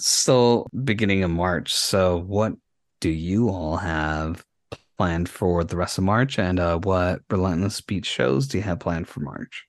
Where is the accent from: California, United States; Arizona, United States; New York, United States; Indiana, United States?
Arizona, United States; Yuma; my hometown, from Yuma